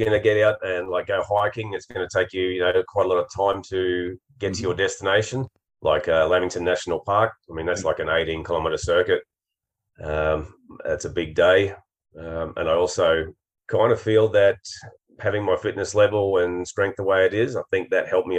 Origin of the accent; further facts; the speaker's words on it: Queensland, Australia; I'm a Queenslander.